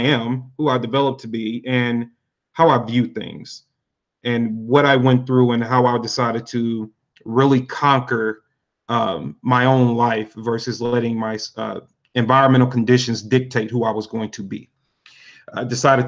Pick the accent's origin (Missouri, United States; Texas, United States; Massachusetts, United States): Missouri, United States; St. Louis; Louis, Missouri, born and raised, pretty much left a couple of times, but I'm a pretty much a hometown boy